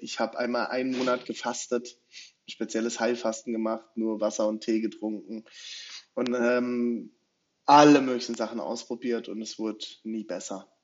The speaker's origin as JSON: {"language": "German", "region": "Rhine-Main area", "country": "Germany", "moved": "as an adult", "lives_now": "Leipzig, Germany", "said": "Ich komme ursprünglich aus dem Rhein-Main-Gebiet, bin mit, mit, meiner Frau vor guten acht Jahren nach Leipzig gezogen"}